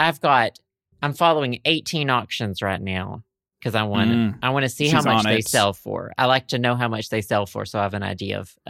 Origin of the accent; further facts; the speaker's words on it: United Kingdom; because Antiques Roadshow UK, because I'm British.